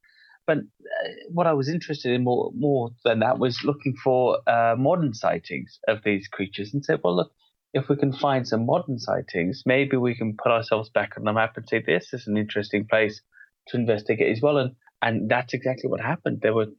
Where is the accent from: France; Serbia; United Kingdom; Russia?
United Kingdom; Wales; moved away as an adult; now in England; I'm not a true Welshman, I suppose, in the way that the Welsh would define it. I grew up in Wales, I was born there, but I don't have any ethnic Welsh blood, so to speak, but I do have Irish and English and the rest of it.